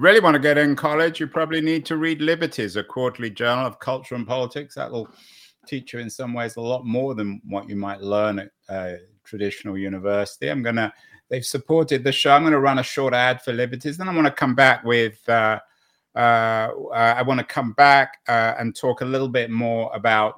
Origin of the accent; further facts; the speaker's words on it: London, United Kingdom; me growing up in Golders Green in North London